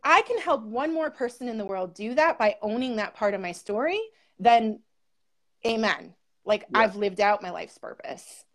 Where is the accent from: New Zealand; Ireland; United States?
United States; Buffalo, New York; now in Seneca Falls, United States; originally in Buffalo, New York, and right now I'm in the Finger Lakes. I'm in Seneca Falls